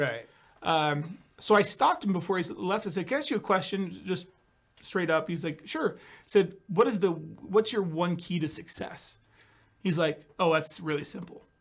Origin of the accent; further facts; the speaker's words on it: California, United States; also born or lived in Scottsdale, Arizona; now in Boise, United States; I moved to Scottsdale from California, so I'm originally from California.